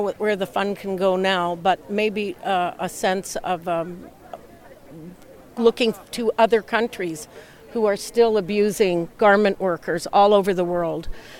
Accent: Toronto, Ontario, Canada; growing up in Toronto

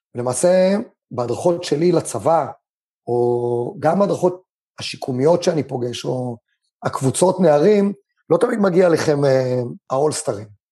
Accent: Israel; also born or lived in China; אני גדלתי בבית ספר, ובטח בבית ספר קיבוצי

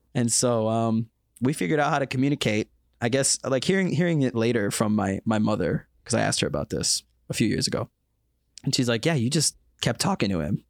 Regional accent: United States; moved away as an adult; now in South Korea; I'm from America

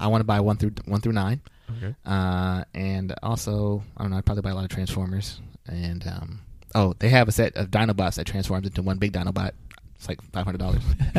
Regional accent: United States; as an American

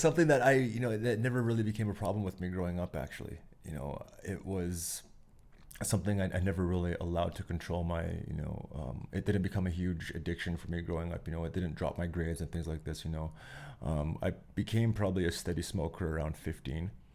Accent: Pincher Creek, Alberta, Canada; now in Calgary, Canada; I grew up very lucky with, uh, growing up in Pincher Creek out there

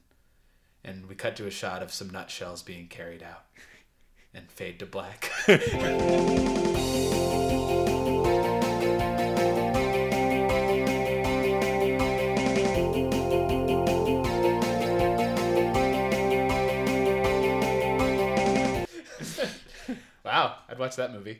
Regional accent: Plattsburgh, New York, United States; my hometown in Plattsburgh, New York

